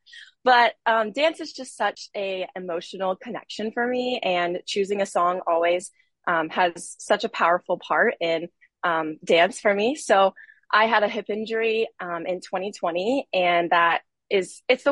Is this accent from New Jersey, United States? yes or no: no; Panama City Beach, Florida, United States; I am originally from Panama City Beach, Florida